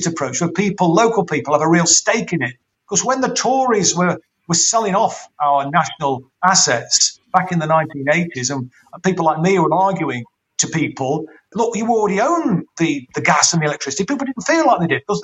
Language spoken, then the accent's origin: English; Derby, East Midlands, United Kingdom; I'm a local person, born and bred in Derby, lived here in and around Derby all my life